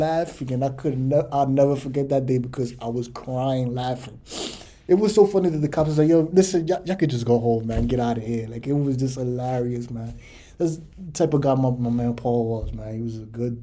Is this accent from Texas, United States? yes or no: no; New York City, New York, United States; Growing up in the Bronx is tough